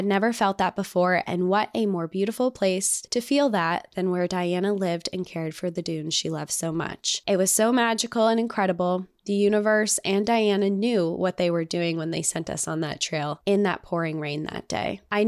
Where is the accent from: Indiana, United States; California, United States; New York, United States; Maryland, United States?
Indiana, United States; also born or lived in Arizona; Like I said, I grew up in Indiana, but had never been to the dunes while growing up.